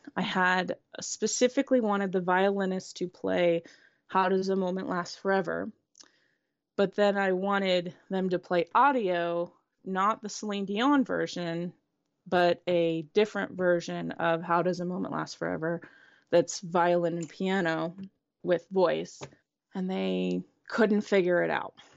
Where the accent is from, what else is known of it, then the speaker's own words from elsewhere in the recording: Indianapolis, Indiana, United States; I grew up in the Midwest, in Indianapolis